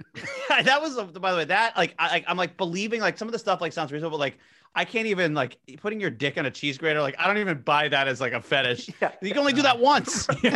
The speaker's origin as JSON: {"language": "English", "region": "New Jersey", "country": "United States", "said": "I'm from South Jersey"}